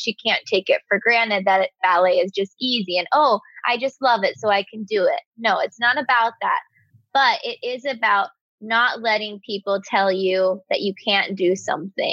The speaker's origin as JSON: {"language": "English", "town": "Bakersfield", "region": "California", "country": "United States", "said": "I'm from Bakersfield, California"}